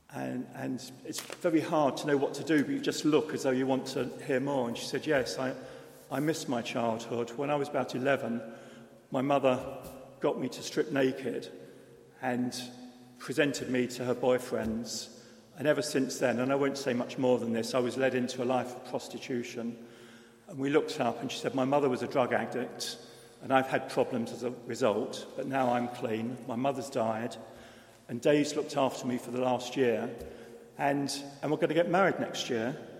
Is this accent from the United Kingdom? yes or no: yes; London, United Kingdom; now in Oxford, United Kingdom; I'm from London, and I think back to 40, 50 years ago, where I was brought up